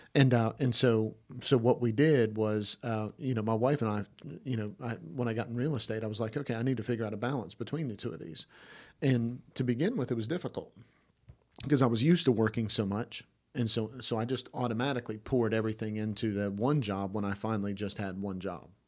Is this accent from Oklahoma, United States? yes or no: no; Georgia, United States; I'm from Georgia.